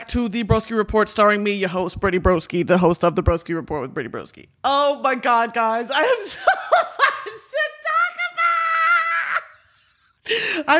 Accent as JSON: {"language": "English", "country": "United Kingdom", "said": "I can say that because I'm British. Look at me. You can't look at me and tell me I'm not British. I don't think anyone has ever looked more British than me."}